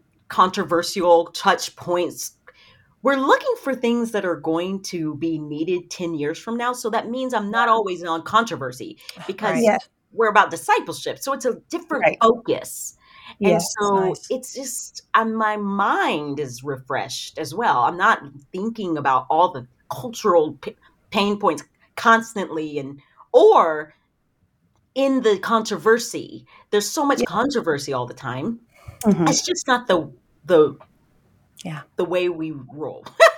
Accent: the South, United States; But I grew up in the South.

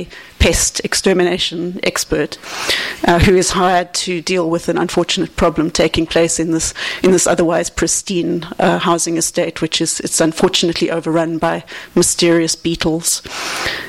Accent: Cape Town, Western Cape, South Africa; Cape Town, which is my hometown in South Africa

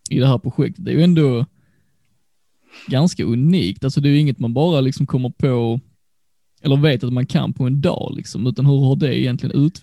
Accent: Sweden; född och uppvuxen i Sverige, men finska föräldrar.

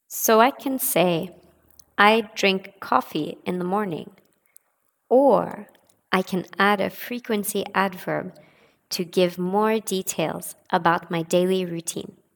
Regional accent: United States; now in France; I live in France, but I'm not French, I'm American.

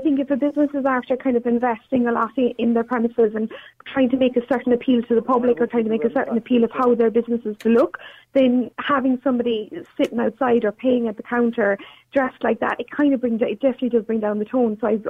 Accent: Cork, Munster, Ireland; I'm from Cork

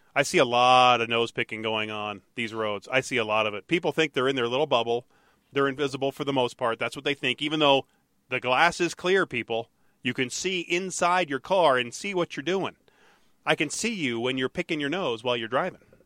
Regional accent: Detroit, Michigan, United States; when I was growing up in Detroit

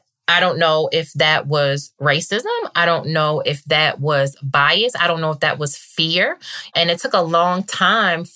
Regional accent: Baltimore, Maryland, United States; growing up in Baltimore

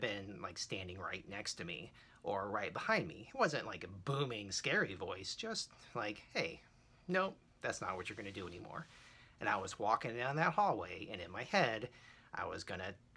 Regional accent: Rockledge, Florida, United States; Rockledge, Florida, where I grew up, tiny little nowhere town

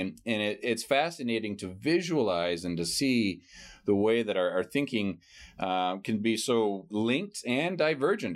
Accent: San Francisco Bay Area, California, United States; I grew up in San Francisco Bay Area

